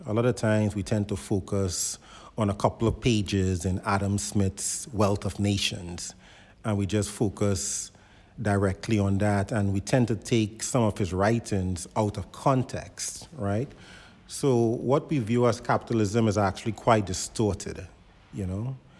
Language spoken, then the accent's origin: English; Trinidad & Tobago; now in United States; as a child growing up in Trinidad